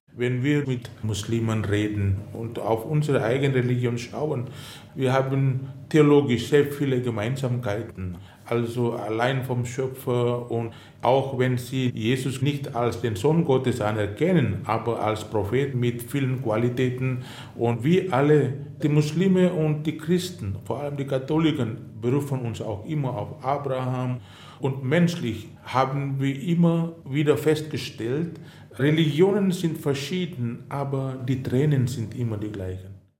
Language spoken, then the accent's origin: German; Indonesia; moved away; in meiner Heimat Indonesien